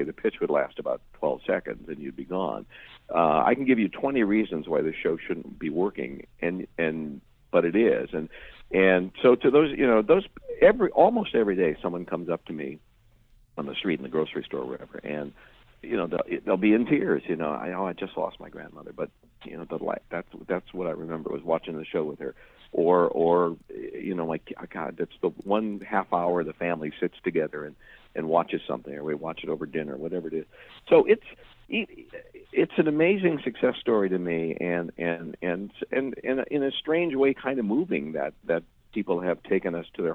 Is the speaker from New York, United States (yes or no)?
no; Chicago, Illinois, United States; moved away as an adult; I grew up in Chicago, and I was there for the first 20 years of my life